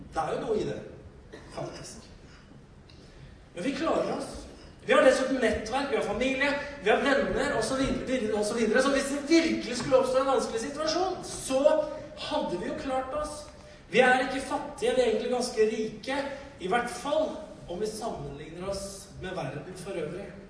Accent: Norway; Vi kom fra Norge. Vi kom fra et annet kongerike som hadde så uendelig mye mer ressurser

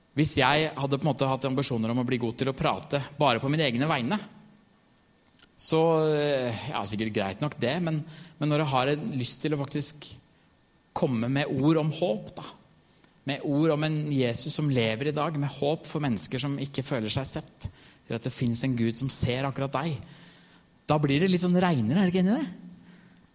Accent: Norway; jeg er norsk

